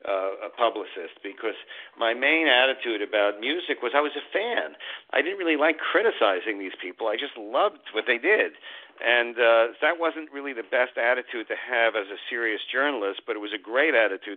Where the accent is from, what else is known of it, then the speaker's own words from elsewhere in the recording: Hastings-on-Hudson, New York, United States; I grew up in the suburbs of New York City. It was Westchester County, a town called Hastings-on-Hudson. And it was about 40 minutes outside of the city.